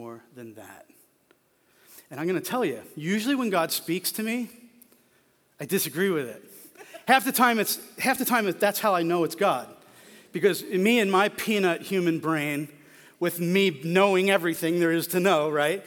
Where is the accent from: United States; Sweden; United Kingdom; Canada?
United States; Philadelphia, Pennsylvania; moved away; I grew up in Pennsylvania. I grew up in Philly